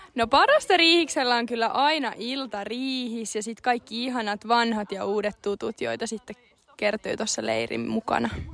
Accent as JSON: {"language": "Finnish", "town": "Ilmajoki", "region": "South Ostrobothnia", "country": "Finland", "said": "Mä tuun Ilmajoelta"}